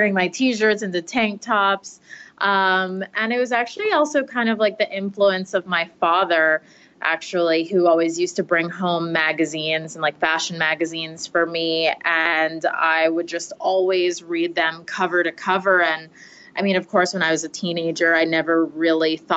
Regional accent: Westchester, New York, United States; moved away as an adult; now in Manhattan, United States; I'm originally from Westchester, New York, which is the suburbs about an hour outside of the city

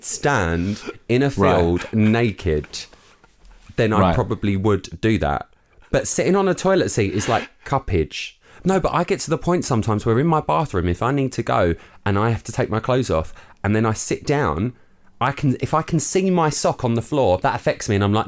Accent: London, United Kingdom; now in Essex, United Kingdom; I grew up in London

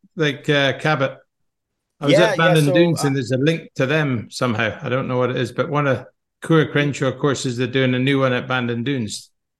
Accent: Lethbridge, Alberta, Canada; I'm from Lethbridge.

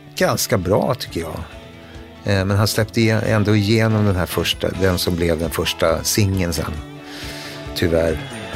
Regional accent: Stockholm, Stockholm County, Sweden; Vi flyttade in till, ifrån Hagsätra till Södermalm 1971. Jag skulle fylla 13.

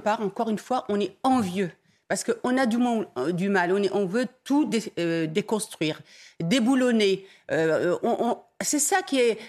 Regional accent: Dreux, Centre-Val de Loire, France; je suis de Dreux

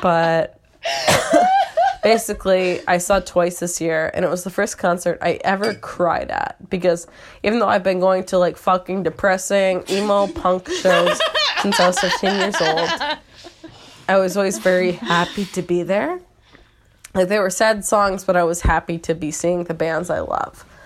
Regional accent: Michigan, United States; now in Philadelphia, United States; I'm from Michigan

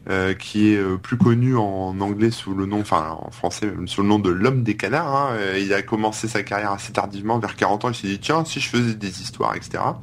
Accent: Hauts-de-France, France; ouais, ouais, bah oui, mais je viens du Nord, moi, tu sais

